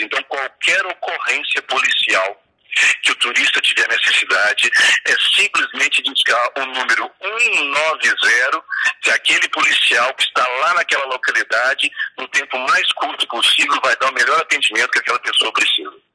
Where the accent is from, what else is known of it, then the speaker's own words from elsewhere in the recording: Passos, Minas Gerais, Brazil; moved away as an adult; also born or lived in Bom Despacho; now in Belo Horizonte, Brazil; sou natural de Bom Despacho, mas fui criado na cidade de Passos.